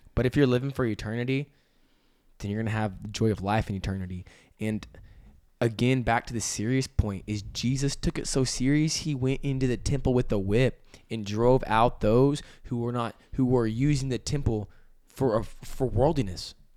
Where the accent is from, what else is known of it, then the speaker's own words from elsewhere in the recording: Amarillo, Texas, United States; I grew up in Amarillo, Texas, and I love it there.